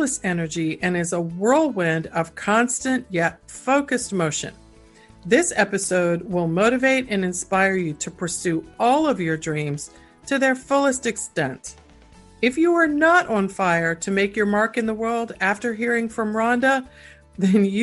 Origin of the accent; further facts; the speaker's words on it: Washington, District of Columbia, United States; I grew up in Washington, D.C.